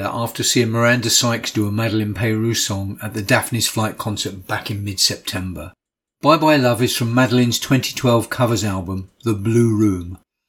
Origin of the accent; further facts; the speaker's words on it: Ramsgate, South East England, United Kingdom; Barnett's Radio and Electrical Supplies in my hometown of Ramsgate.